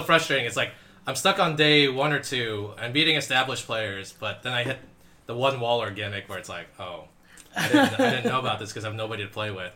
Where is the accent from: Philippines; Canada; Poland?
Philippines; I am Filipino. I did take the word Laban from Tagalog